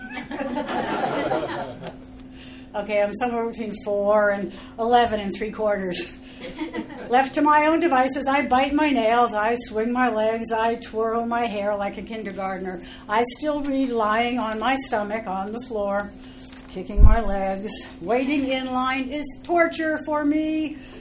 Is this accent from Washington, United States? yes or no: no; Los Angeles, California, United States; I am from Los Angeles